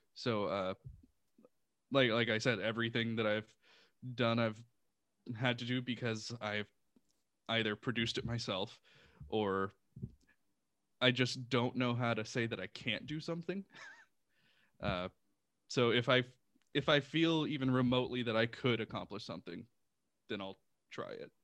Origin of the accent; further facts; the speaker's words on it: Houston, Texas, United States; moved away; I'm originally from Houston, Texas. Uh, so I lived in Houston